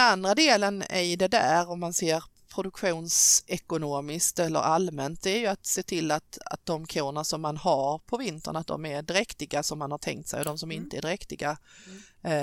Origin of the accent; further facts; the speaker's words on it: Skåne, Sweden; accent: Scanian; jag pratar skånska